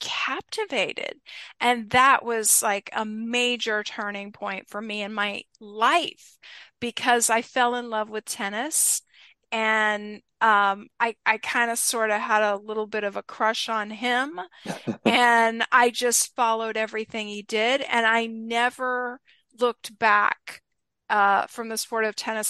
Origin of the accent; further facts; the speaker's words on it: Atlanta, Georgia, United States; I was a sports fan growing up in the Atlanta, Georgia area